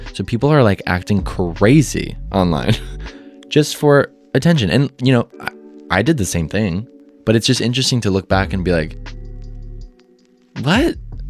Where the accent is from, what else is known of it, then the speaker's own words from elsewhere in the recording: Midwest, United States; Because, you know, I'm from the Midwest. I'm from a very normal scenery